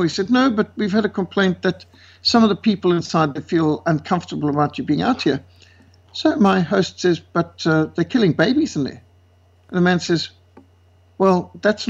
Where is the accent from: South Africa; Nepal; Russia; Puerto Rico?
South Africa; So I said, South Africa